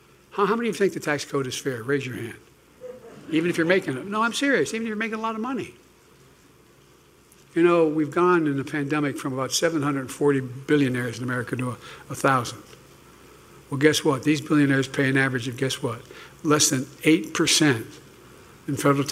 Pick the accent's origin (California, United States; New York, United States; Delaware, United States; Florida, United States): Delaware, United States; I'm from Delaware